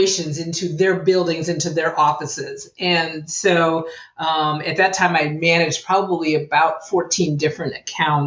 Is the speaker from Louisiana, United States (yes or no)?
no; Chicago, Illinois, United States; I'm born and raised in the Chicago area.